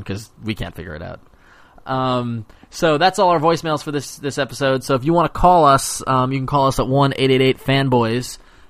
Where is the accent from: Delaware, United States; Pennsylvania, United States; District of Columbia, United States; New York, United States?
New York, United States; Long Island; I'm from Long Island.